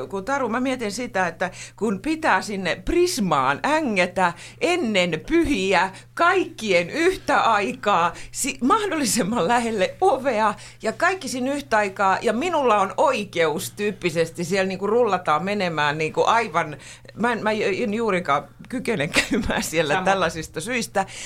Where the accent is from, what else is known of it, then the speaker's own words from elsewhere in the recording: Pori, Satakunta, Finland; mä oon porilainen, minä voin.